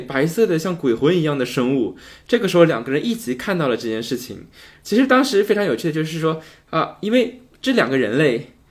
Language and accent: Chinese; Northeast China, China; accent: Northeastern Mandarin (东北话); 用我们东北话就嘚瑟